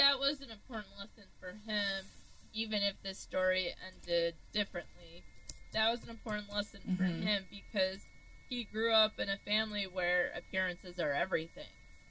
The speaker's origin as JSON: {"language": "English", "region": "Michigan", "country": "United States", "tie": "born or raised there", "said": "growing up in Michigan, this might be stereotypical"}